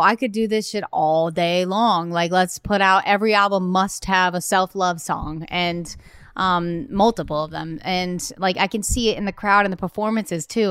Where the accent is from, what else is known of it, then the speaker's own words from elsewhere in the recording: Nantucket, Massachusetts, United States; also born or lived in Cape Cod; I'm from, um, Cape Cod, but I was born and raised on Nantucket, but I went to high school in Cape Cod